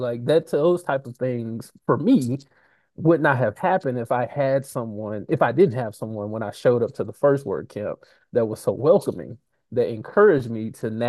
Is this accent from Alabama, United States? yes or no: yes; Alabama, United States; I grew up in Alabama